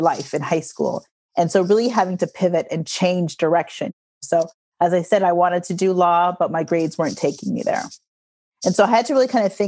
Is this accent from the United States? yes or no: no; Toronto, Ontario, Canada; I was born and raised in Toronto, Canada.